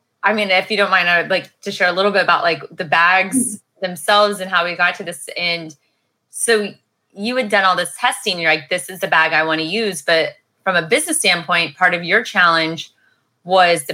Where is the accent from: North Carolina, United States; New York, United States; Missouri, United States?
Missouri, United States; Missouri, I'm from the Missouri side